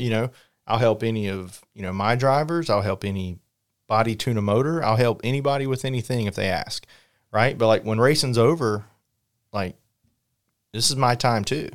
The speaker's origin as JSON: {"language": "English", "region": "North Carolina", "country": "United States", "tie": "born or raised there", "said": "growing up in North Carolina"}